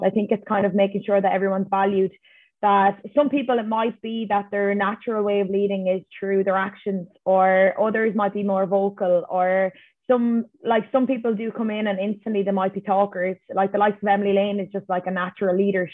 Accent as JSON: {"language": "English", "country": "Ireland", "said": "as Irish people"}